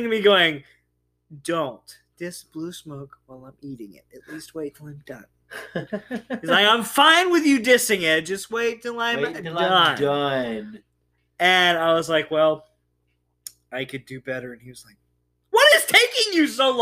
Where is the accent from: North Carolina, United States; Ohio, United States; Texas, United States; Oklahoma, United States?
Texas, United States; moved away; I'm Texan